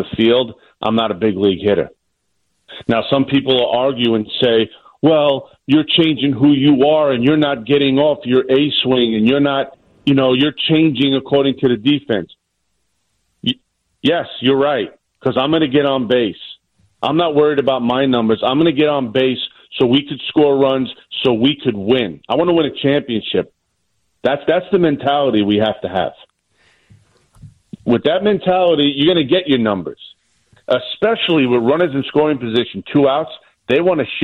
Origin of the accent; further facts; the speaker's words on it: New York City, New York, United States; accent: New York; born and raised in Staten Island.